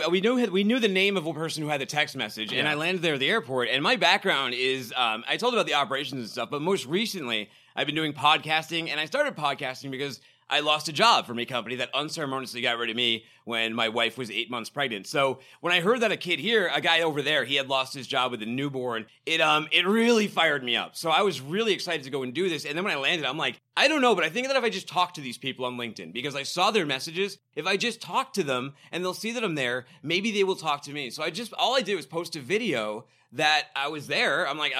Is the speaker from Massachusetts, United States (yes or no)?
yes; Boston, Massachusetts, United States; And I'm a masshole, you know, I'm from Boston